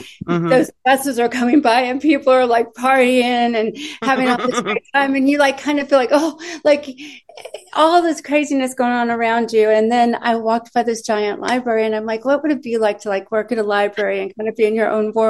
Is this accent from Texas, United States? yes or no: yes; Austin, Texas, United States; moved away as an adult; also born or lived in Illinois / New York; now in Nashville, United States; we lived in Austin, Texas for most of my life. I moved from Illinois to Austin when I was a kid. And then we moved to New York for 2 years.